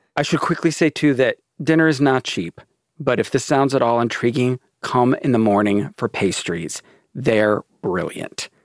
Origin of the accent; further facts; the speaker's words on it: Maryland, United States; I grew up in Maryland